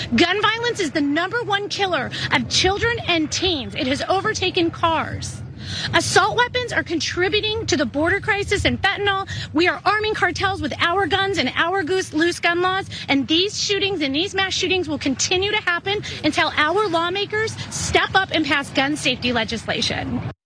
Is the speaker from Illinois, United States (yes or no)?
yes; Highland Park, Illinois, United States; I'm from Highland Park